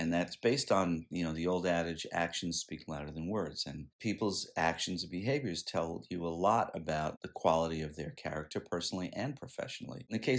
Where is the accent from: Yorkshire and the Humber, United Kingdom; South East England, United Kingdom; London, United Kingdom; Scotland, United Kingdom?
Scotland, United Kingdom; and maybe it's because I'm Scottish and I'm thrifty